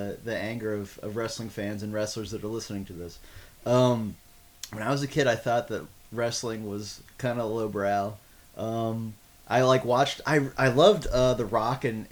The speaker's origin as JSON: {"language": "English", "town": "Austin", "region": "Texas", "country": "United States", "tie": "born or raised there", "said": "I grew up here in Austin"}